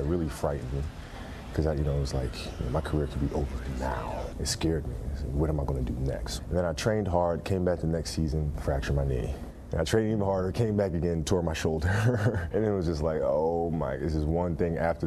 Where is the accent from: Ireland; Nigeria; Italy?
Italy; moved away; As a dreamy kid growing up in Italy